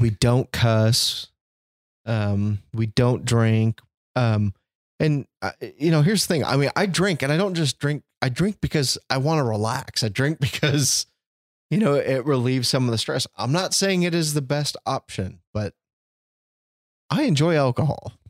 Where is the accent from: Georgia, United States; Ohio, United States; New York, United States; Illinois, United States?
Illinois, United States; Chicago; moved away; I was born in Chicago. I grew up White Sox fan. My family's from the South Side